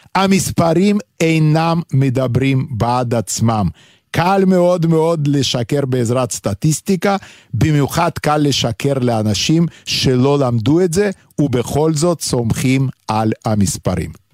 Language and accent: Hebrew; Vilnius, Lithuania; accent: heavy Lithuanian; first language Yiddish; Hebrew is a second language; now in Israel; גם אני מווילנה